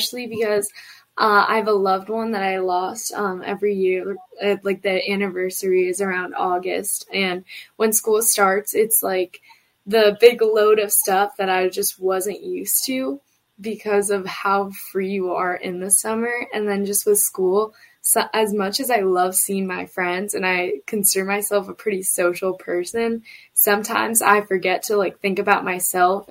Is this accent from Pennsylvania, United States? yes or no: yes; Greater Philadelphia area, Pennsylvania, United States; I'm a sophomore from the Greater Philadelphia area